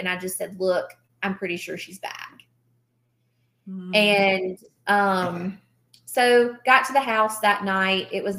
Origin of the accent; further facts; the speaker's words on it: the South, United States; again, we're from the South, right?